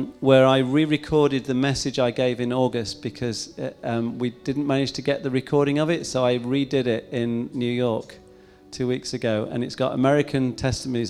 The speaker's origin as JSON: {"language": "English", "region": "England", "country": "United Kingdom", "said": "I'm English"}